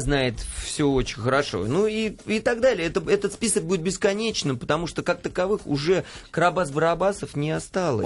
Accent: Saint Petersburg, Russia; now in Moscow, Russia; я вообще из Петербурга

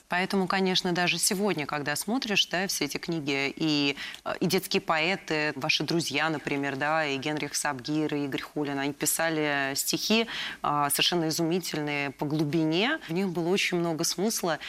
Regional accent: Moscow, Russia; Я сама э, родилась и выросла в Москве

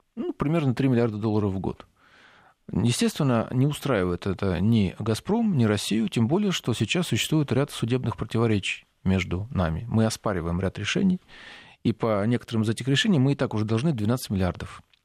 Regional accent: Ukraine; moved away; мы с вами выходцы из Украины

